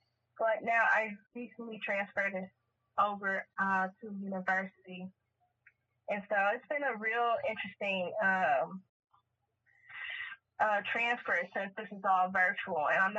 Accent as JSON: {"language": "English", "town": "Kansas City", "region": "Missouri", "country": "United States", "said": "I am from Kansas City, as you just heard."}